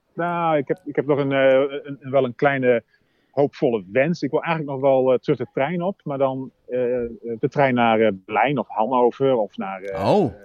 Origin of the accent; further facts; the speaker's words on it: Groningen, Netherlands; now in Arnhem, Netherlands; Groningen, want dat is waar ik vandaan kom